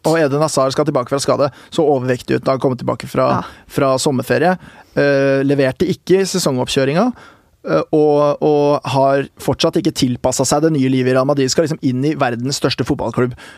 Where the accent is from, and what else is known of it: Norway